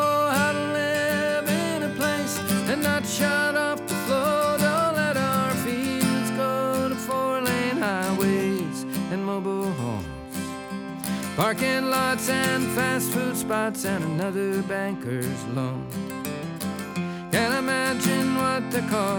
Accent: upstate New York, United States; moved away; growing up, everybody milked cows. It was a little farm community in upstate New

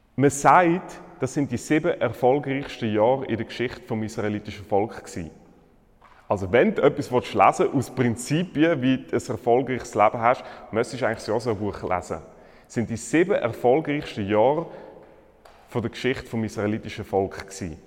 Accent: Switzerland; bei uns in der Schweiz

